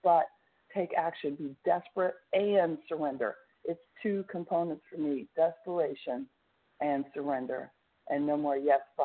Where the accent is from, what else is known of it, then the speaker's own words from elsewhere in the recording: Tulsa, Oklahoma, United States; Tulsa, Oklahoma.